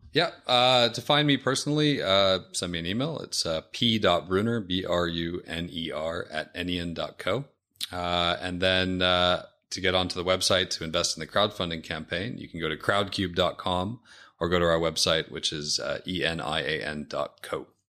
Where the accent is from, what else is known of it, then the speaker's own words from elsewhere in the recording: Seattle, Washington, United States; I'm from Seattle. Uh, grew up, um, in the Seattle area